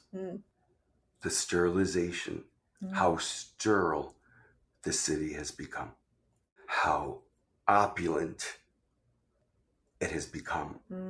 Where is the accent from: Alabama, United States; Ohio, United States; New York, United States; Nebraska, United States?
New York, United States; I said, I'm a New Yorker.